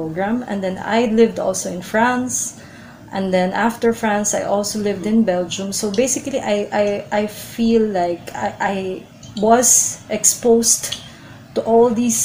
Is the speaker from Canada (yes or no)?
no; Philippines; I'm Filipino and I love being Filipino.